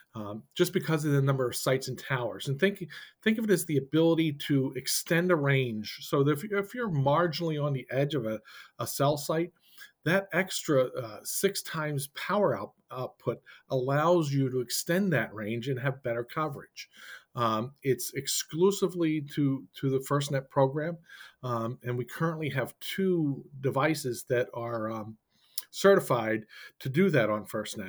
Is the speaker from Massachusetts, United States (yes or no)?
yes; Boston, Massachusetts, United States; I'm from the Boston area